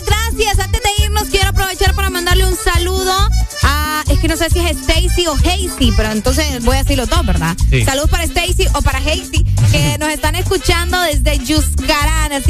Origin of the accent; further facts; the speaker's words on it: Honduras; Como todo hondureño